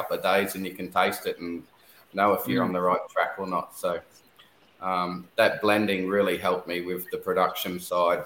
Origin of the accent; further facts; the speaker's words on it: Newcastle, New South Wales, Australia; now in Bundaberg, Australia; I'm originally from Newcastle